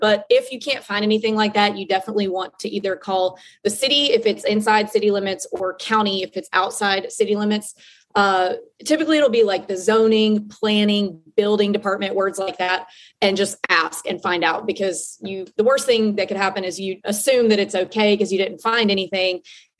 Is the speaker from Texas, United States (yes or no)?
no; North Mississippi, United States; moved away; also born or lived in New York City / Nashville; I grew up in North Mississippi like I did.